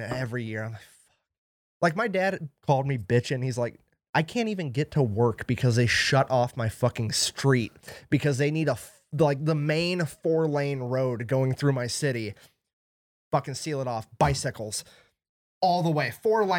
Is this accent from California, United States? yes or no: no; Mason City, Iowa, United States; moved away; I'm from Mason City, Iowa.